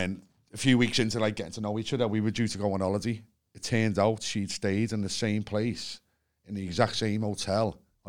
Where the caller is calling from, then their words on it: Liverpool, North West England, United Kingdom; I'm phoning from Liverpool.